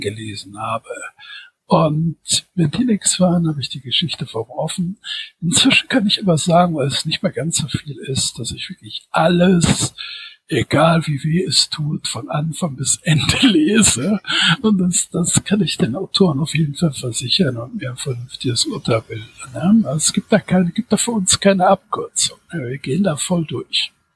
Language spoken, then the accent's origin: German; Düsseldorf, North Rhine-Westphalia, Germany; now in Wuppertal, Germany; bin 1962 geboren in Düsseldorf, wohne seit 2004 in Wuppertal